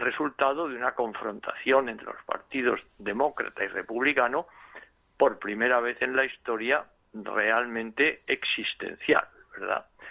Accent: Spain

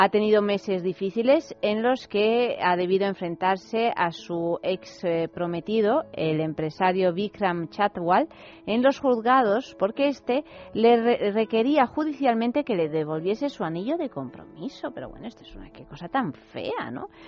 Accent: Albacete, Castilla-La Mancha, Spain; born or raised there

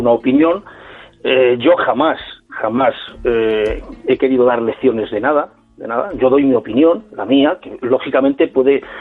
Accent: Madrid, Community of Madrid, Spain; digo, a usted, que yo es que soy de Madrid.

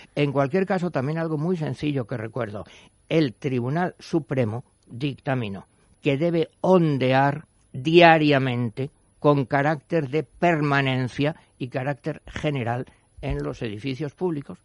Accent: Spain; somos españoles

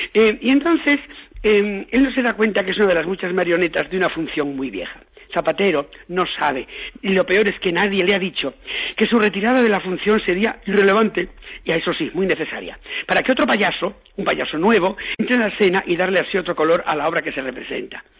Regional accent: Galicia, Spain; en mi tierra, yo que soy gallego

